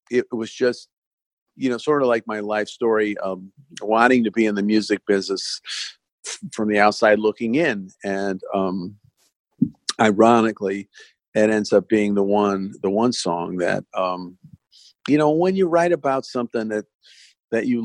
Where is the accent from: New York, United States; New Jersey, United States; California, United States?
California, United States; Los Angeles; I grew up in Sunset Boulevard in the '70s, and that boulevard existed in my life